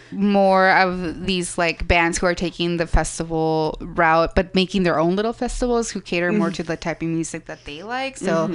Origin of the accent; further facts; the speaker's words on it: California, United States; now in San Francisco, United States; I'm going to go back, because I'm also from SoCal. I'm like, I'm just going to go back to SoCal and see my parents for Outside Lands.